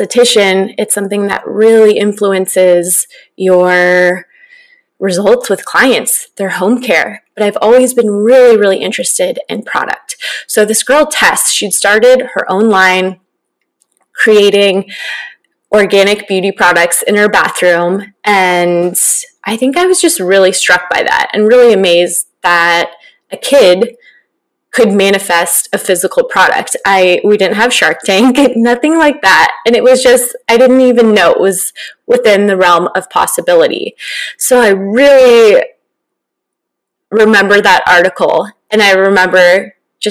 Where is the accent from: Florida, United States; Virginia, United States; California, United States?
California, United States; Northern; also born or lived in Orange County, California; growing up in Northern California